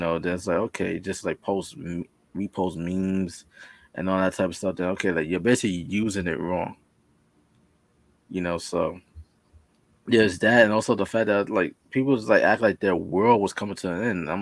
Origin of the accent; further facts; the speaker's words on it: New York, United States; I'm from New York